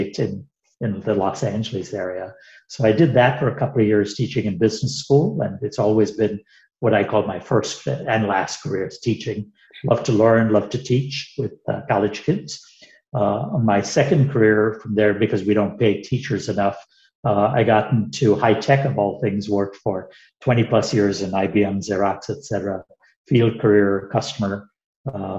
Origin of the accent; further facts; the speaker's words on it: India; moved away as an adult; also born or lived in United Kingdom; now in Atlanta, United States; I grew up in India through undergrad school